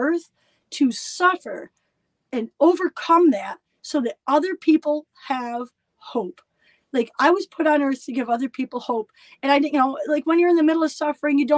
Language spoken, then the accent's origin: English; Elmira, New York, United States; My hometown of Elmira, New York